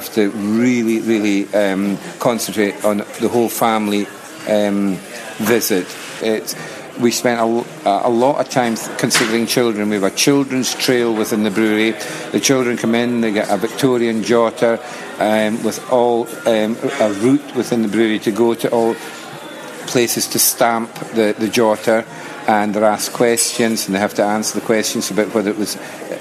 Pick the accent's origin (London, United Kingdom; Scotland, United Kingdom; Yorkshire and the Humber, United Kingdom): Scotland, United Kingdom; Orkney; I'm originally from Orkney, right where the brewery is